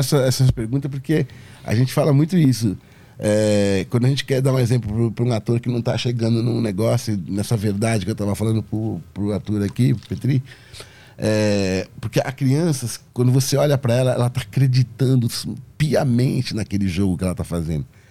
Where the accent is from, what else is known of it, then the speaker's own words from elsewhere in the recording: Brazil; eu sou do Brasil